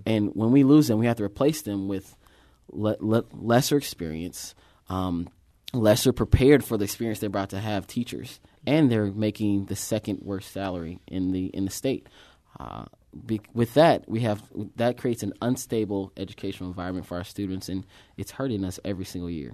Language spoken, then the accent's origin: English; St. Louis, Missouri, United States; I'm from that district. I grew up